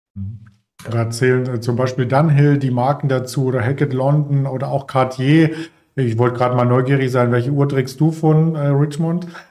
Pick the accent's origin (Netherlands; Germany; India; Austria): Germany; East Germany; ich komme übrigens auch aus den neuen Bundesländern